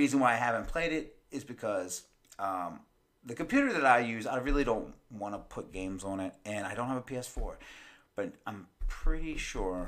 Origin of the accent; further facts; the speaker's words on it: United States; I'm American.